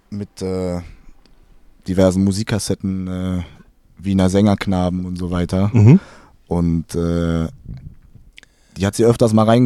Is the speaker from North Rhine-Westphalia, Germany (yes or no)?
no; Heidelberg, Baden-Württemberg, Germany; Ich bin in Heidelberg geboren